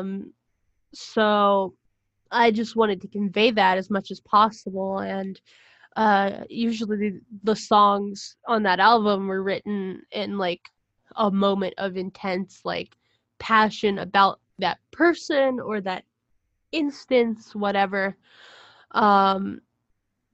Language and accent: English; Pittsburgh, Pennsylvania, United States; moved away as an adult; I was in my hometown in Pittsburgh over the summer, because I go home from school